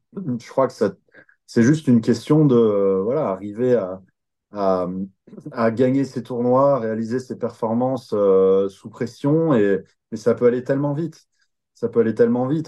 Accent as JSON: {"language": "French", "country": "France", "said": "on est plein de Français"}